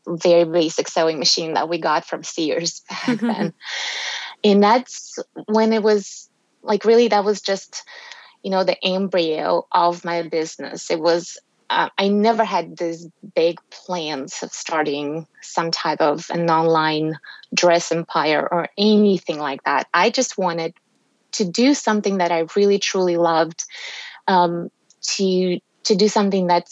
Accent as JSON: {"language": "English", "country": "Russia", "tie": "born or raised there", "also_born_or_lived": "Texas, United States", "moved": "as an adult", "lives_now": "Tennessee, United States", "said": "growing up in Soviet Union and post-Soviet Russia"}